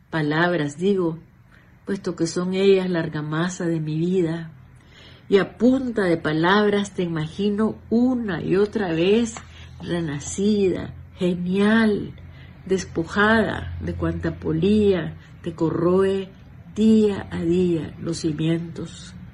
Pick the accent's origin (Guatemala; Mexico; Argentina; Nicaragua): Nicaragua; moved away; nicaragüense, 100%.